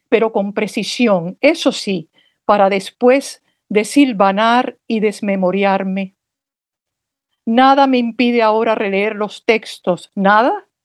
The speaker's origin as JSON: {"language": "Spanish", "region": "Havana", "country": "Cuba", "tie": "born there", "said": "Mira, yo nací en La Habana y aunque podía haber nacido por circunstancias familiares en New York, soy una poeta en tránsito"}